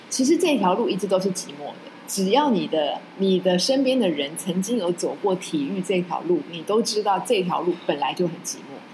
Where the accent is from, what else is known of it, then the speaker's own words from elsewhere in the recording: Taiwan; 我们都在这里生长